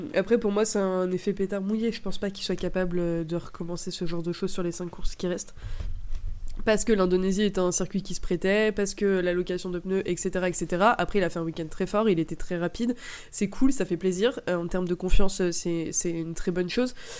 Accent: France; on est Français

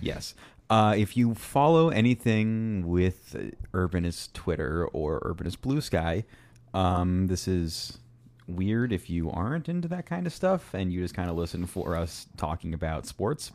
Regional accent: Kansas City, Missouri, United States; growing up in Kansas City, you know, when my family did come to Kansas City, they aren't we aren't like entirely Kansas City natives

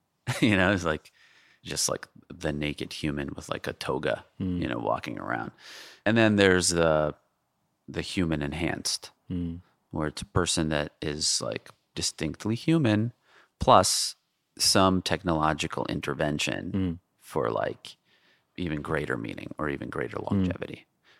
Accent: Jamaica, New York, United States; Like I grew up in Jamaica, Queens, right. Forest Hills, Queens, Manhattan.

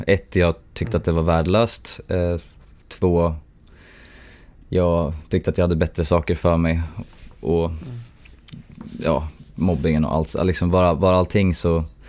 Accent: Sundsvall, Västernorrland County, Sweden; moved away as an adult; now in Tokyo, Japan; min hemstad där jag är, jag är en av Sundsvalls ambassadörer

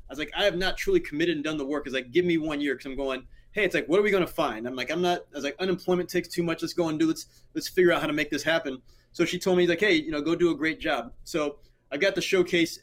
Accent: Ohio, United States; moved away; my hometown in Ohio

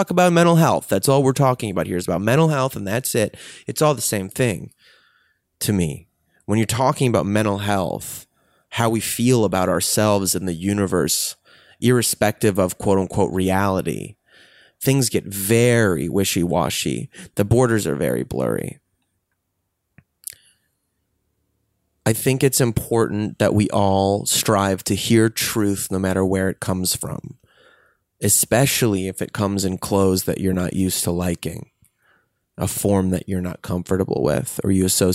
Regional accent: Chicago, Illinois, United States; now in Los Angeles, United States; I grew up in Chicago, in the Chicago suburbs

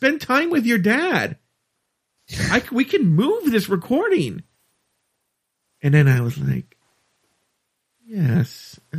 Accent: United States; I'm an American.

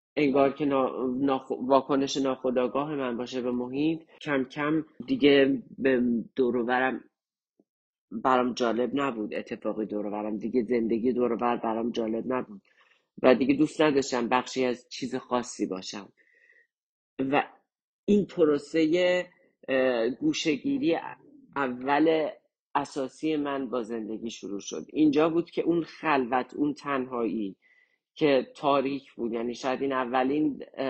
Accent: Kermanshah, Kermanshah Province, Iran; moved away as an adult; also born or lived in Tehran; now in Canada; زمان جنگ تهران ما کرماشا زندگی میکنیم و کرماشا یک سال آخر جنگ

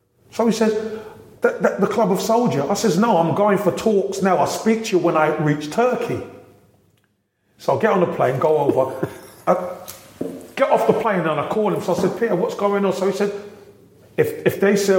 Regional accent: London, United Kingdom; moved away; I'm a boy from Brixton

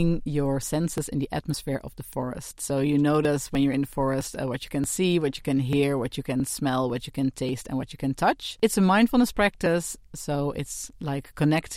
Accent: Netherlands; moved away as an adult; now in Ireland; I'm originally from the Netherlands, as maybe you can hear from my accent.

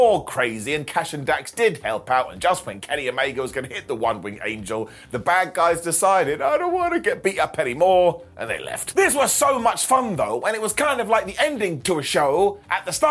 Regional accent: United Kingdom; us Brits have crooked teeth

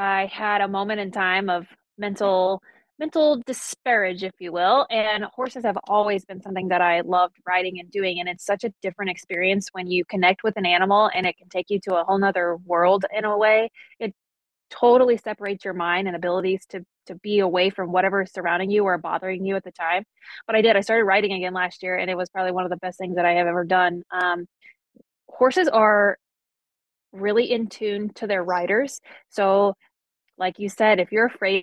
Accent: Greensboro, North Carolina, United States; born or raised there; moved away

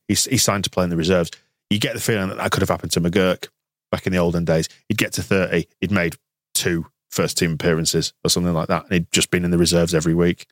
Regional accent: England, United Kingdom; I'm from England

